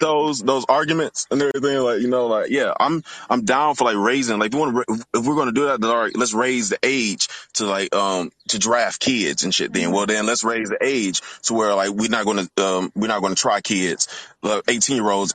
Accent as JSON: {"language": "English", "town": "Detroit", "region": "Michigan", "country": "United States", "moved": "yes", "lives_now": "Louisville, United States", "said": "I'm originally from Detroit"}